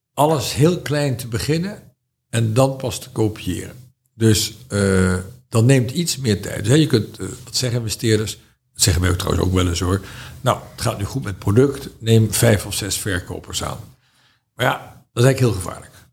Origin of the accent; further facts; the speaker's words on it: Netherlands; ik was een Hollander